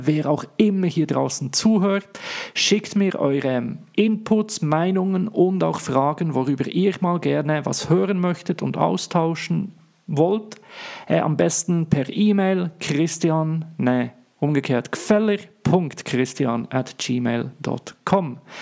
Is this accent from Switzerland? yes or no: yes; Switzerland; accent: Swiss; first language Swiss German; ich komme, wie man es hört, in meinem wunderbaren Dialekt nicht aus Deutschland, sondern aus der schönen Schweiz.